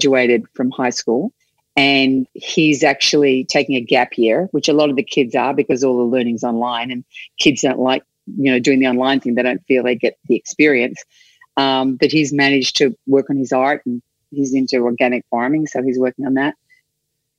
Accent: Australia; first language English; moved away as an adult; this young kid from Australia.

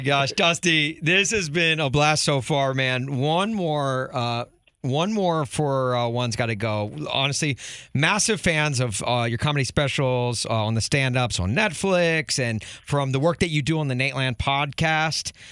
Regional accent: Nashville, Tennessee, United States; now in Chicago, United States; I grew up in Nashville

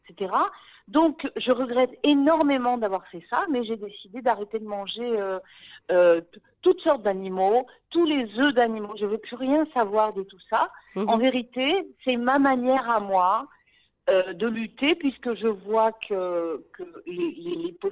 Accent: Paris, Île-de-France, France; moved away as an adult; now in Israel; effectivement, j'ai fait mon alia il y a huit ans et je venais de Paris. Je venais du monde du théâtre

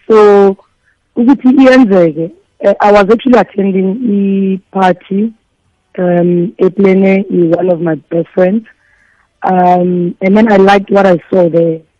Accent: Vosloorus, Gauteng, South Africa; i'm from uh, the east rand efoslorus hmm. um, ngifunde lapho ngaqeda i-high school yam khona lapho

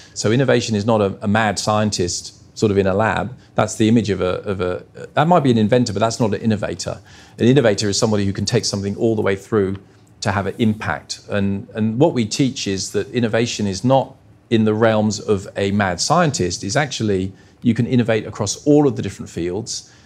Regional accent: Australia

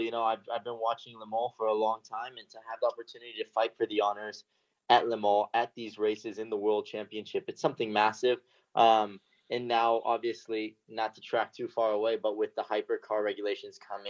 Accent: United States; as an American

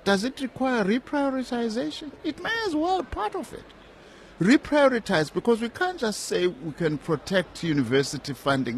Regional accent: South Africa; In my hometown, in Tambuza, for instance, I've just built a rendezvous

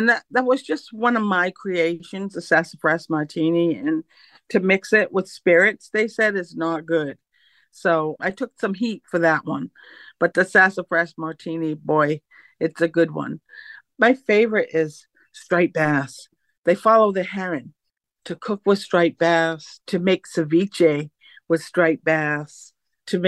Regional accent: Mashpee, Massachusetts, United States; I'm from the Mashpee Wampanoag Nation, located all the way east, Mashpee, Massachusetts, Cape Cod

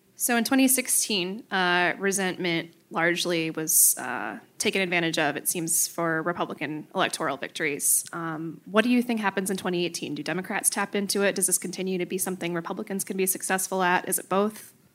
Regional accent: Marinette, Wisconsin, United States; I grew up in Marinette.

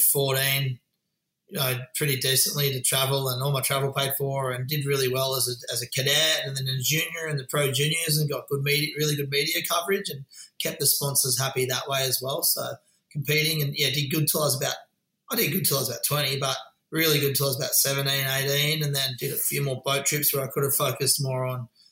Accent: Cronulla, New South Wales, Australia; also born or lived in Gold Coast; growing up in Cronulla was epic

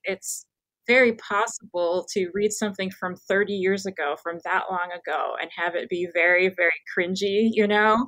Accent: Midwest, United States; born and raised in America, I couldn't feel more American, um, specifically Midwestern.

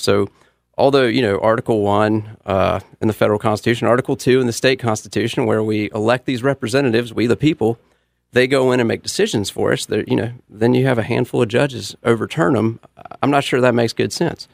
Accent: Charlotte, North Carolina, United States; I grew up in East Charlotte, uh, went to Independence High School in Mint Hill

